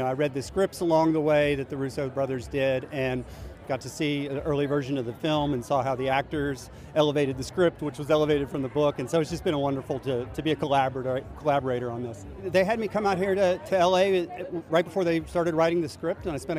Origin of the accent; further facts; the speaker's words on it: Tennessee, United States; I'm a guy from Tennessee